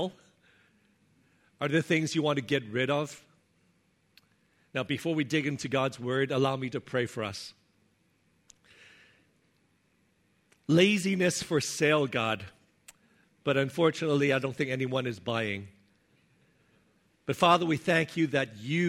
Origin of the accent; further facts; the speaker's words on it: Hong Kong; moved away; when I was growing up in Hong Kong